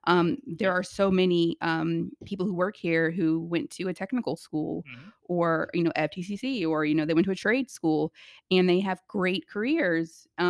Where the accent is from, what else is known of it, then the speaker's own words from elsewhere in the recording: Virginia Beach, Virginia, United States; moved away; I am from Virginia Beach.